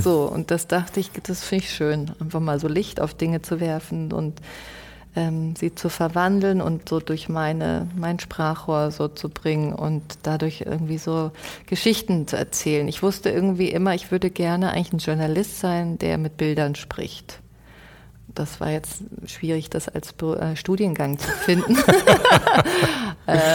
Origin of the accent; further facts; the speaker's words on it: Munich, Bavaria, Germany; ich bin einfach in München aufgewachsen